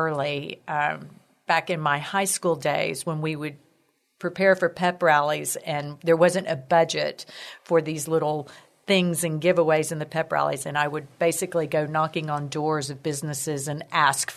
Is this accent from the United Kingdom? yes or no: no; Corpus Christi, Texas, United States; moved away as an adult; now in San Antonio, United States; was born and raised in Corpus Christi